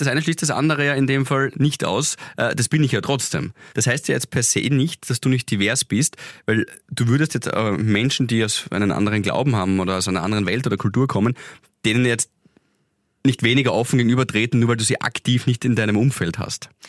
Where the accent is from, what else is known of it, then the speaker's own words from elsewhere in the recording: Graz, Styria, Austria; für uns Grazer